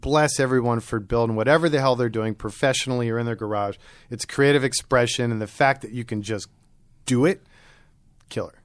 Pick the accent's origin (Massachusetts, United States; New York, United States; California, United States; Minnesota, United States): New York, United States; New York City; also born or lived in rural Maryland; Maryland and then New York City. And it was our move to New York City when I was eight that opened my eye. I was in rural Maryland on a farm